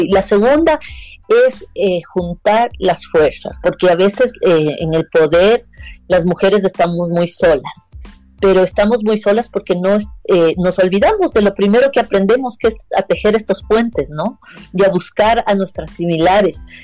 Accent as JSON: {"language": "Spanish", "country": "Ecuador"}